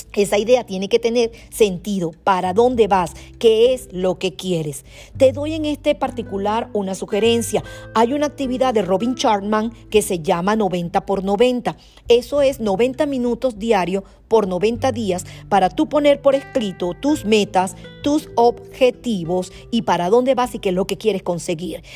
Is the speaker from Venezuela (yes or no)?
yes; Venezuela; como venezolana